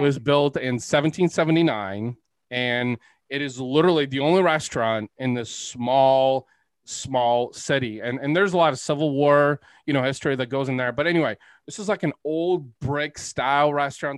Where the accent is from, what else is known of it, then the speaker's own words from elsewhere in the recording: Bulgaria; moved away; I'm Eastern European. I was born in Bulgaria, actually.